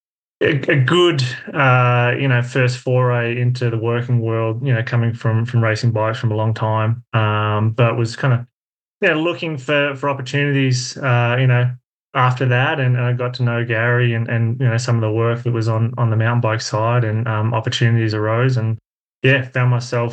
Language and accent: English; Melbourne, Victoria, Australia; moved away as an adult; now in Golden, United States; I grew up just outside of Melbourne in Australia.